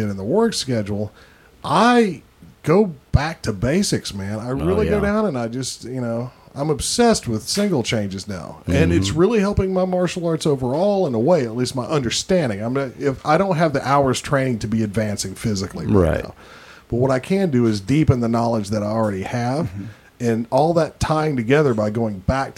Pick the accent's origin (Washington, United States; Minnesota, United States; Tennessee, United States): Tennessee, United States; I'm from Tennessee. I don't even say y'all.